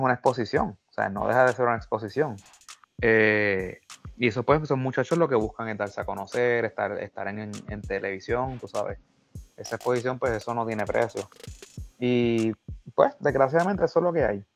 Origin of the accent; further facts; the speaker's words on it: Mayagüez, Puerto Rico; soy natural de Mayagüez